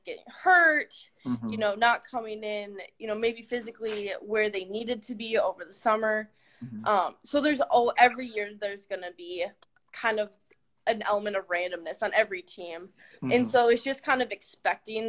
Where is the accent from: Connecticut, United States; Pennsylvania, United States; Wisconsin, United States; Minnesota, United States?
Minnesota, United States; I want to go to Minnesota. Like, I want to be home. I want to be with family